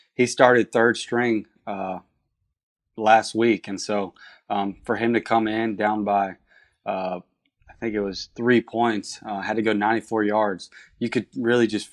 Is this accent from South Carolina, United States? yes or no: yes; Myrtle Beach, South Carolina, United States; I grew up in Myrtle Beach, went to Soxie High School